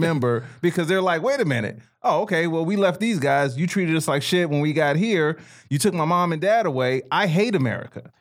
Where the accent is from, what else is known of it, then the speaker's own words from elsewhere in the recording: Chicago, Illinois, United States; moved away; growing up in Chicago